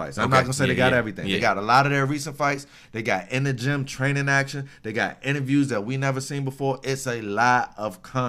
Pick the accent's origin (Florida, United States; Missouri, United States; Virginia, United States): Virginia, United States; I was born in Virginia. I was born in Virginia.